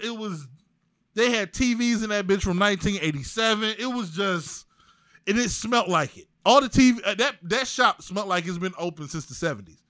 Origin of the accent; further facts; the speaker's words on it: East Cleveland, Ohio, United States; I'm from East Cleveland. Yeah, I went to Gannon. But I went to Shaw